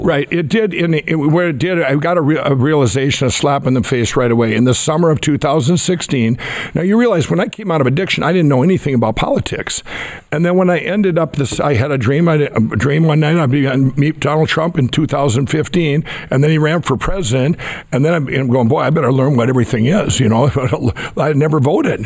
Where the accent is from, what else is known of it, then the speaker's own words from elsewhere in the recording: Minnesota, United States; my home state